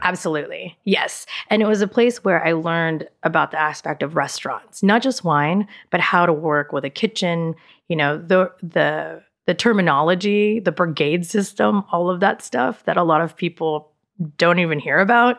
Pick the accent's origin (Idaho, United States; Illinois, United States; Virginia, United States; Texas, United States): Texas, United States; Dallas; also born or lived in Austin, Texas; I was in Dallas until nineteen ninety-six, until I went to school